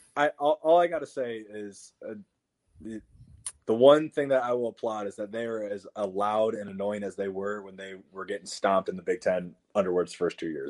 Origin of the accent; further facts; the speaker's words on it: Iowa, United States; we lived in Iowa